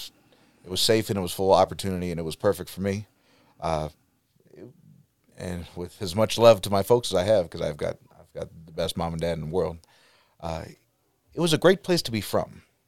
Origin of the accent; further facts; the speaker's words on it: Youngstown, Ohio, United States; moved away as an adult; Yeah, so I grew up in Youngstown, and then by the time I turned 18, school kind of took me everywhere.